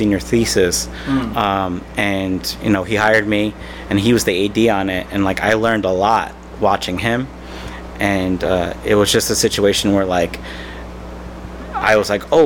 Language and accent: English; Westchester County, New York, United States; also born or lived in Manhattan, New York / Long Island, New York; I was born in Manhattan and then grew up in what's called Westchester County, which is right outside New York City